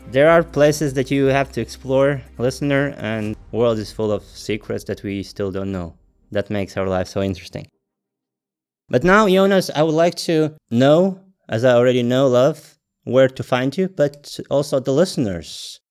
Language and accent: English; Latvia; born and raised in Latvia.